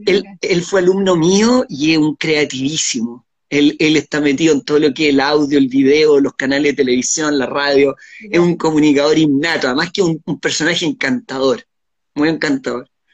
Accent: Chile

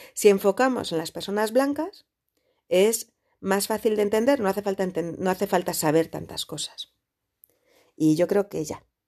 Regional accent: Spain; yo soy española

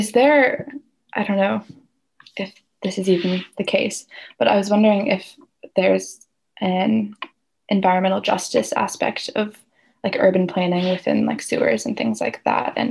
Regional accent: Walla Walla, Washington, United States; I grew up in Walla Walla and then I went to college here

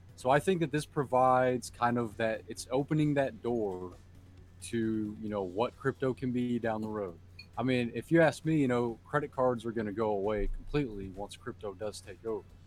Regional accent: Fort Worth, Texas, United States; Fort Worth, my hometown

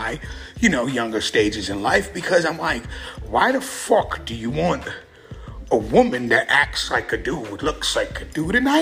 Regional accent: San Francisco, California, United States; growing up in the Bay Area, San Francisco, which was the gay capital

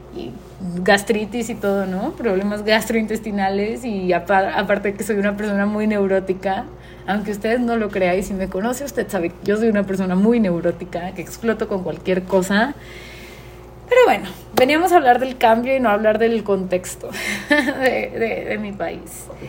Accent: Mexico; la única mexicana que está pasando por esta incertidumbre

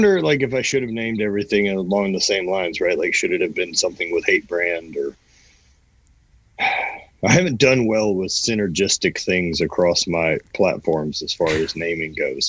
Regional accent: Louisiana, United States; moved away; growing up in Louisiana

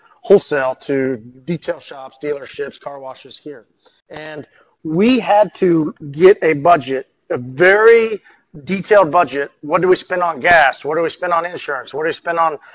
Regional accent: Oklahoma, United States; I'm from Oklahoma

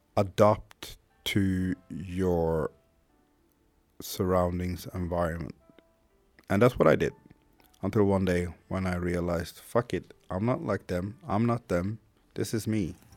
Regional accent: Sweden; first language Swedish; English is a second language; also born or lived in Haiti; I was born in Haiti in 1980, came to Sweden in 1981. I was about eight or nine months when I came to Sweden.

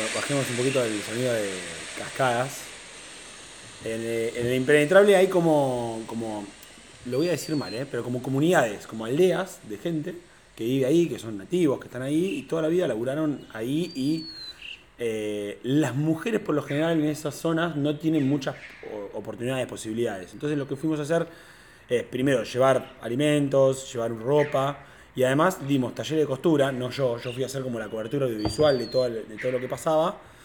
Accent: Tandil, Buenos Aires Province, Argentina; yo nací en Tandil

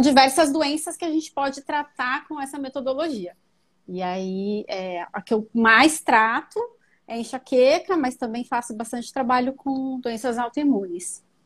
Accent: São Paulo, Brazil; eu sou paulistana mesmo

